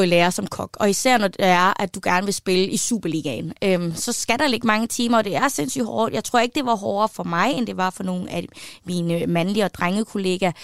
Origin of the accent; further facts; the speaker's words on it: West Jutland, Central Denmark Region, Denmark; så er jeg vokset op i Vestjylland